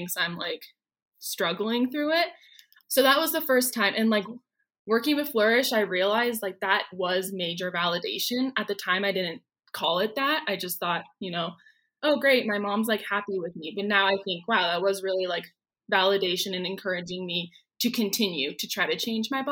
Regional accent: Oregon, United States; moved away as an adult; now in Denver, United States; I'm originally from Oregon

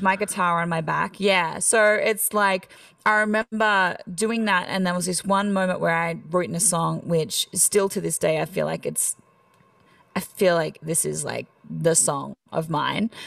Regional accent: Australia; accent: Australian; moved away as an adult; now in Nashville, United States; I'm country Australian

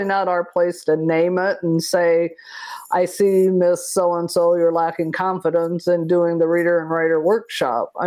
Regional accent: Iowa, United States; I'm from Iowa

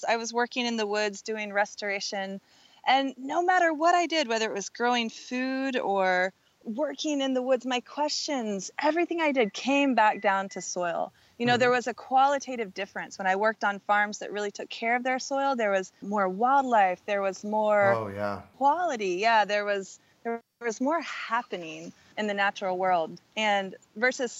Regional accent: Southern Oregon, United States; my hometown in Southern Oregon

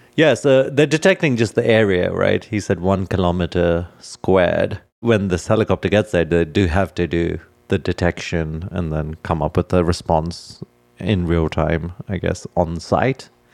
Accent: California, United States; as a Californian

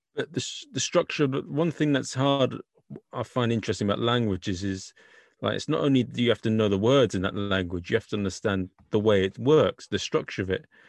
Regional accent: England, United Kingdom; accent: English; my English accent

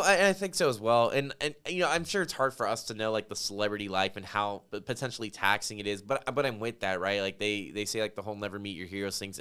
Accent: Las Vegas, Nevada, United States; now in New Braunfels, United States; grew up in Las Vegas, Nevada

